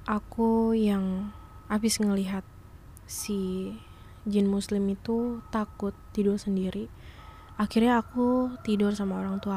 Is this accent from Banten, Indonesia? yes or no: yes; Tangerang, Banten, Indonesia; di desa aku ini, di daerah Tangerang